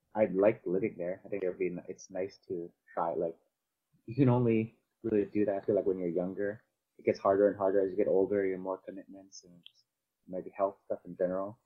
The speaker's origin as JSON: {"language": "English", "town": "Vancouver", "region": "British Columbia", "country": "Canada", "tie": "born or raised there", "also_born_or_lived": "Cebu, Philippines", "said": "I'm from Canada. I, I grew up in Canada, in um, Vancouver."}